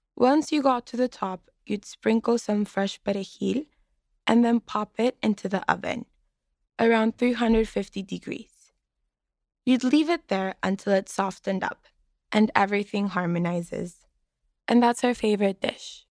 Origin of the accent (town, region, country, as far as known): Mexicali, Baja California, Mexico; now in Boston, United States